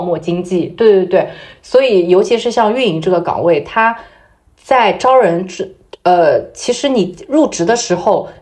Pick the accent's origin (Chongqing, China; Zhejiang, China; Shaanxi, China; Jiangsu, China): Zhejiang, China; moved away as an adult; also born or lived in Shanghai; 我在工作以前也没有出过浙江